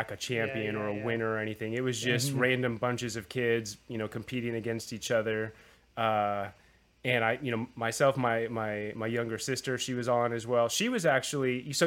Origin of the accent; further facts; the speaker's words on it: Southern California, United States; growing up in Southern California